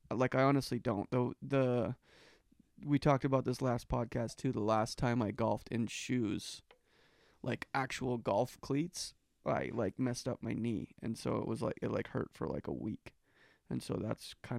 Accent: Canada; That's one of our natural resources as a Canadian.

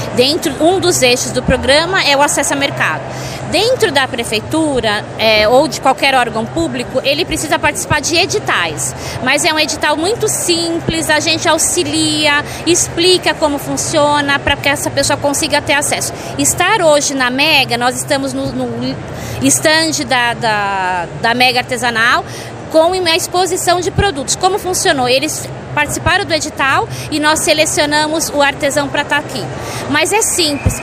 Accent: São Paulo, Brazil; Eu sou paulistano.

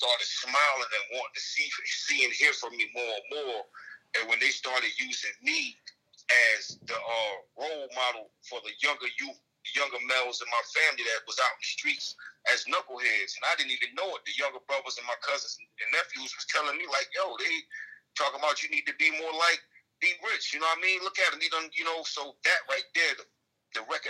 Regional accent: Newark, New Jersey, United States; also born or lived in Dade City, Florida; I grew up in Newark, New Jersey.

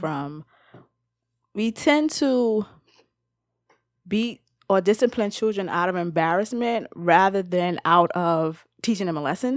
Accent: New York City, New York, United States; where I grew up in the Bronx

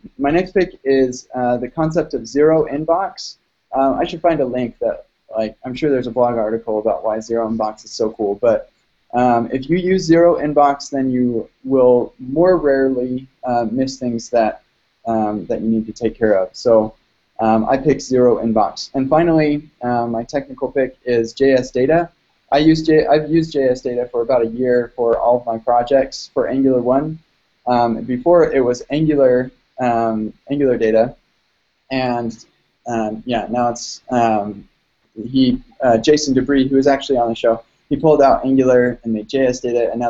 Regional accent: United States; I'm an American, so we celebrated the 4th of July

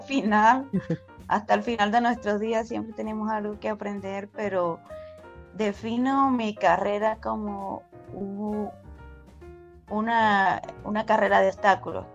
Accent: Venezuela; moved away as an adult; now in United States; me gradué como ingeniero químico en una universidad en Venezuela, soy venezolana

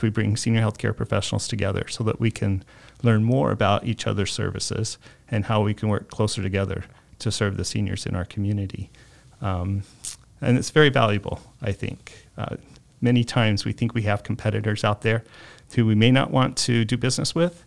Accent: Mesa, Arizona, United States; I was born and raised here in Mesa

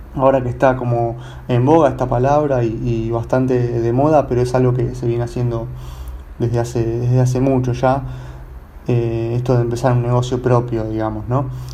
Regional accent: Buenos Aires, Argentina; yo soy de Buenos Aires

